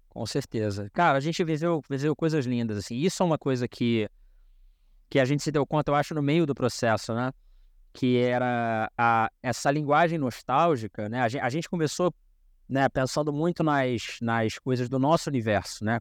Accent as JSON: {"language": "Portuguese", "region": "Rio de Janeiro", "country": "Brazil", "tie": "born or raised there", "first_language": "Portuguese", "said": "eu sou de Padre Miguel, sou nascido na Zona Oeste aqui do Rio de Janeiro"}